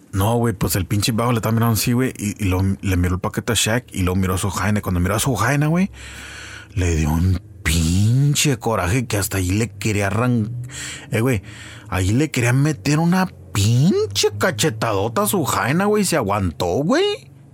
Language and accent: Spanish; Santa Ana, California, United States; Somos del oeste de Santana